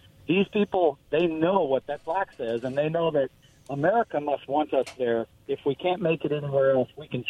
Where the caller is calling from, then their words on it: Pasco, United States; It's …. I'm in Pasco.